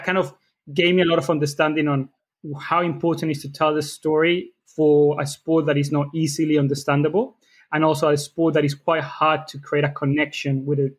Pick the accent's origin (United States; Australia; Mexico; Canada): Mexico; moved away as an adult; now in United Kingdom; I am from Mexico